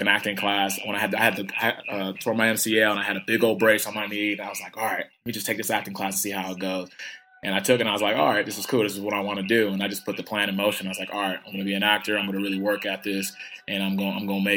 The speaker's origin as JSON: {"language": "English", "town": "Sacramento", "region": "California", "country": "United States", "also_born_or_lived": "Ohio", "moved": "as an adult", "said": "I'm from Sacramento, California, and like I said, second to seven children. I went to a junior college out there"}